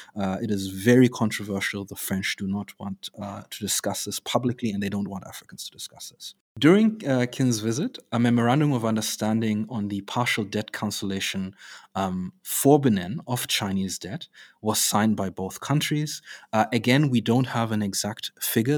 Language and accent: English; Zambia; Zambia, my home country